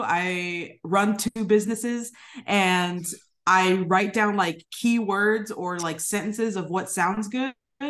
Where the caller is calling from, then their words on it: San Diego, California, United States; also born or lived in Japan; I am personally calling from San Diego, California. We've been here for about 3 years now. My husband is a lieutenant commander in the United States Navy, so we move a lot with the military.